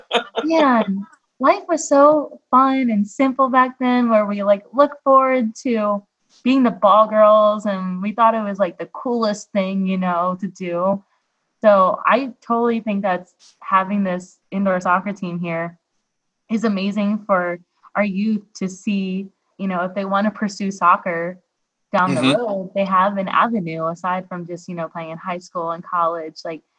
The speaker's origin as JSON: {"language": "English", "town": "Harrisburg", "region": "Pennsylvania", "country": "United States", "tie": "born or raised there", "moved": "yes", "said": "when I was like 10 years old, and I grew up in Harrisburg, Pennsylvania."}